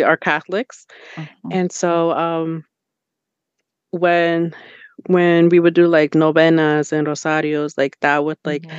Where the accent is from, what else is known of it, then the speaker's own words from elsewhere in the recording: Allentown, Pennsylvania, United States; also born or lived in New York / Ecuador (ancestry); both of my parents are from Ecuador, but I was born in New York. Um, around like mm. five years old, I did end up moving to Allentown